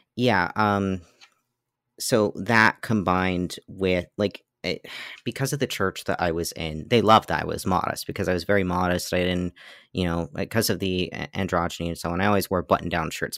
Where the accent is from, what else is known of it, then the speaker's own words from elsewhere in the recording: Pennsylvania, United States; also born or lived in Massachusetts; so I was born in Massachusetts, and then when I was eight, we moved to Pennsylvania, where I've lived since